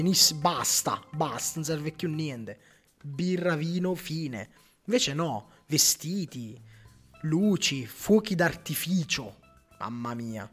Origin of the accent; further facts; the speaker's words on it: Pellare, Campania, Italy; a Pellare, nel mio paese